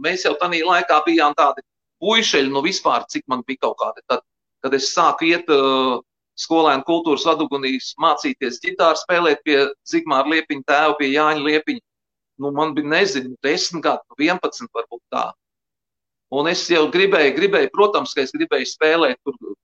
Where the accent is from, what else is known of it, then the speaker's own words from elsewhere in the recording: Liepāja, Kurzeme, Latvia; es mācījos Liepājas Emīļa Melngaļa muzikas skolā